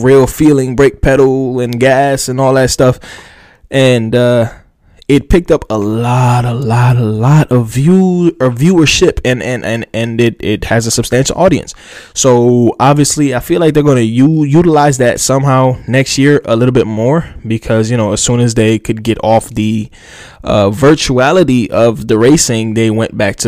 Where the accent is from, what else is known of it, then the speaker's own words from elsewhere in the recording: New Jersey, United States; moved away; I am from New Jersey. I mean, I'm not there no more, but I am from there